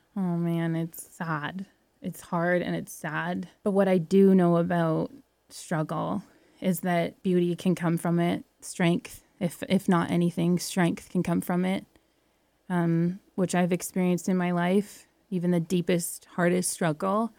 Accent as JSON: {"language": "English", "town": "Welland", "region": "Ontario", "country": "Canada", "tie": "born or raised there", "also_born_or_lived": "Alberta", "moved": "yes", "said": "Welland was a small town. I grew up in a small town"}